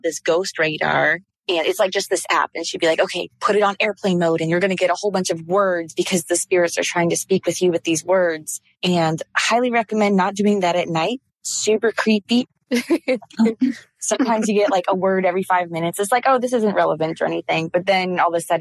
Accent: Orlando, Florida, United States; also born or lived in DeLand, Florida; I grew up in Orlando, Florida.

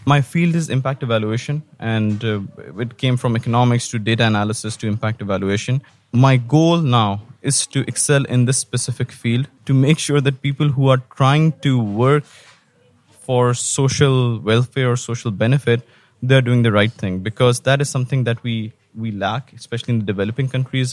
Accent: Pakistan; moved away as an adult; now in Qatar; I'm from Pakistan. I moved to Qatar in 2011.

